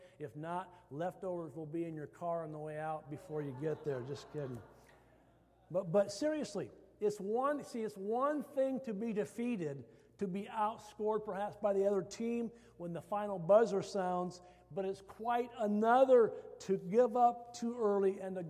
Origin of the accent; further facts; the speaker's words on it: Iowa, United States; I came from Iowa, I love hostas